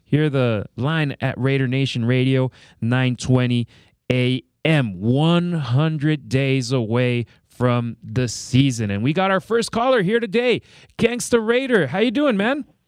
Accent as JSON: {"language": "English", "town": "Los Angeles", "region": "California", "country": "United States", "tie": "born or raised there", "moved": "yes", "lives_now": "Las Vegas, United States", "said": "L.A. That's my hometown."}